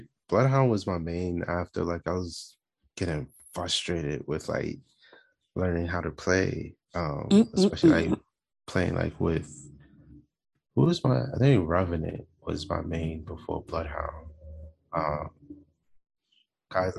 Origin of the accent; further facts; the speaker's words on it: United States; everybody else in my family is black, like, we're from America.